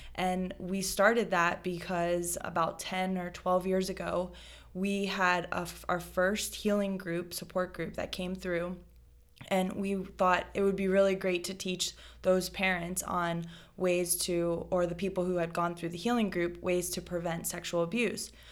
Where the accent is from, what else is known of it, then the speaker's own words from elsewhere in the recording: South Florida, United States; I am born and raised in South Florida